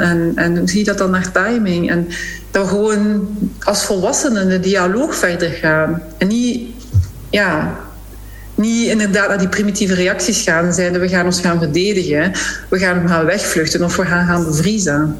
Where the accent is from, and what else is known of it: Flanders, Belgium